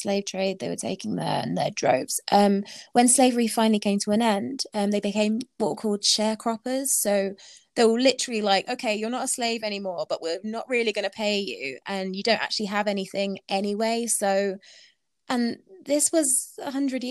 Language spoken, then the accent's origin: English; United Kingdom; I'm British